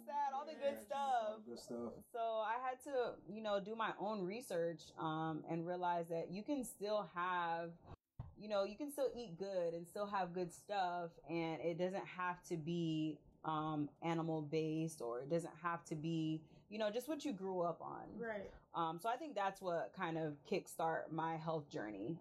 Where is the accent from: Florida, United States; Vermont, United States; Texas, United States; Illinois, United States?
Florida, United States; Immokalee; also born or lived in Tampa, Florida; now in Valdosta, United States; I am also from South Florida. We're from an itty bitty town called Immokalee.